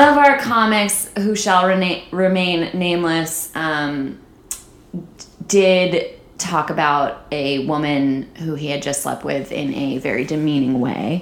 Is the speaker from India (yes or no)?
no; Saratoga Springs, New York, United States; now in Los Angeles, United States; the college in my hometown, Skidmore College in Saratoga Springs, New York.